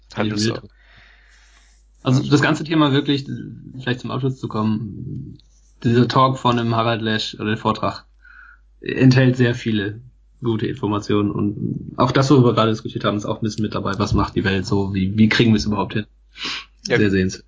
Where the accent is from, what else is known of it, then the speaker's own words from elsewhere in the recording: Germany; hier bei uns in Deutschland